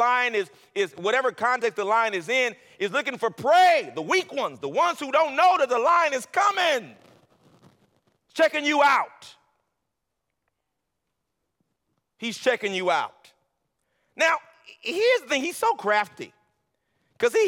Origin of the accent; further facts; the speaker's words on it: Los Angeles, California, United States; moved away; I'm from L.A.